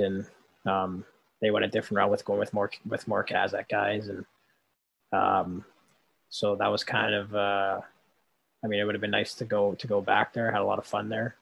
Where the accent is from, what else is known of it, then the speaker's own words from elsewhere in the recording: Winnipeg, Manitoba, Canada; I'm from Winnipeg